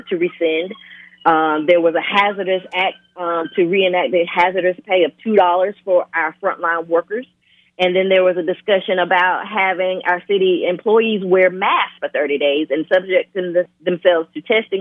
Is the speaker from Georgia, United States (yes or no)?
yes; Swainsboro, Georgia, United States; I'm from Swainsboro. I was raised in Swainsboro my entire life